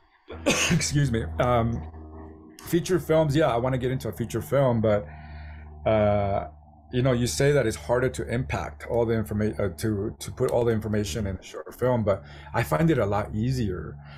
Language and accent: English; San Diego, California, United States; San Diego, my hometown